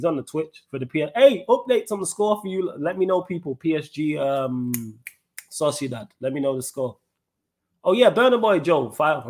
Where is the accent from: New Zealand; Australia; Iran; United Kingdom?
United Kingdom; Manchester, North West England; Yes, I was born and raised Manchester, England, but yes, I am of Jamaican descent.